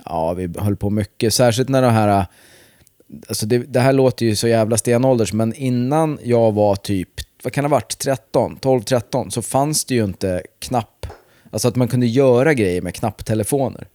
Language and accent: Swedish; Vingåker, Södermanland, Sweden; moved away; Det var väl typ från mellanstadiet fram till jag flyttade från Vingåker